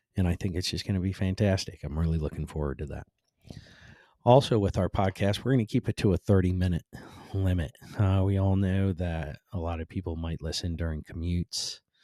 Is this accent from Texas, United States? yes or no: no; Cleveland, Ohio, United States; moved away; born and raised in Cleveland like I was